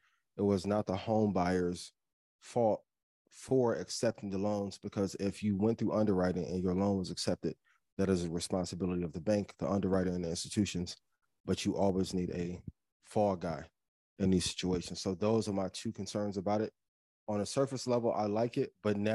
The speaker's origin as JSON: {"language": "English", "town": "East Chicago", "region": "Indiana", "country": "United States", "tie": "born or raised there", "said": "my hometown of East Chicago, Indiana."}